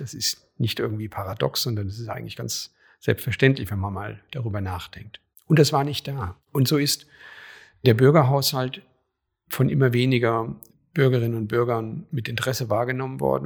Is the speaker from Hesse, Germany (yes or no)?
yes; a small town in Hesse, Germany; moved away as an adult; also born or lived in Köpenick, Berlin / Schöneweide, Berlin; now in Berlin, Germany; da wo ich herkomme, in meiner hessischen Kleinstadt